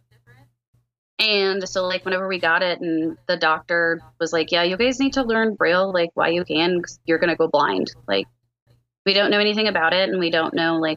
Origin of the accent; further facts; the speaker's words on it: Liberty, Missouri, United States; I am from Liberty, Missouri